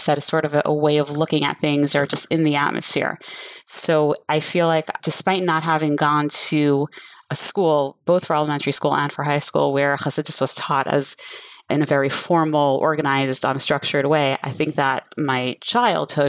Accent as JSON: {"language": "English", "town": "Coral Springs", "region": "Florida", "country": "United States", "tie": "born or raised there", "said": "I grew up on Shluchas here in Coral Springs, Florida"}